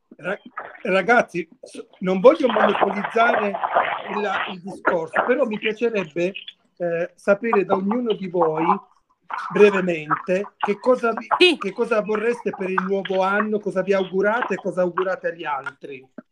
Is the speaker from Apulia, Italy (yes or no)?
yes; Mola di Bari, Apulia, Italy